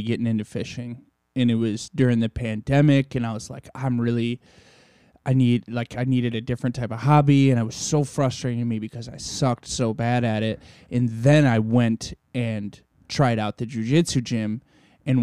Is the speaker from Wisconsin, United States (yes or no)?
yes; Janesville, Wisconsin, United States; I grew up in Janesville, South Central, near Madison.